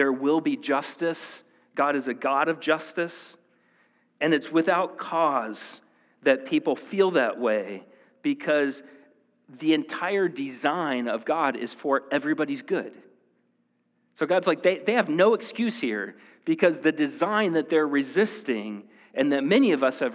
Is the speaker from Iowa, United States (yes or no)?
yes; Marshalltown, Iowa, United States; also born or lived in State Center, Iowa; I was born in the Marshalltown Hospital